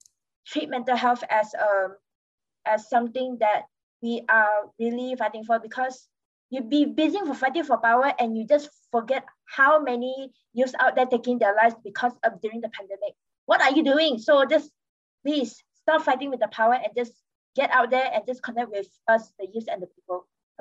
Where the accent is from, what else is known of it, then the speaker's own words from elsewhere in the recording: Malaysia; as a Malaysian